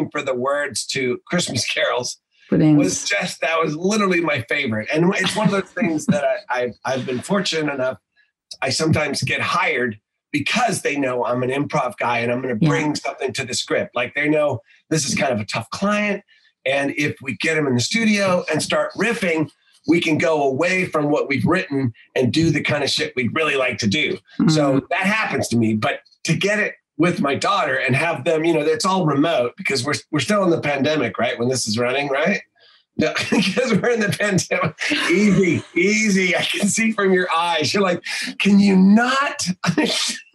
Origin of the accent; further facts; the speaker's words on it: Northern California, United States; I'm from Northern California